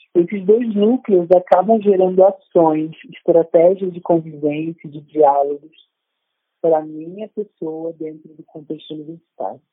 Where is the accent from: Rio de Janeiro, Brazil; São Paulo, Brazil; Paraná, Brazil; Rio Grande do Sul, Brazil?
Rio de Janeiro, Brazil; now in Paraíba, Brazil; eu nasci no Rio de Janeiro, na década de 80, e tenho inúmeras experiências com racismo na minha infância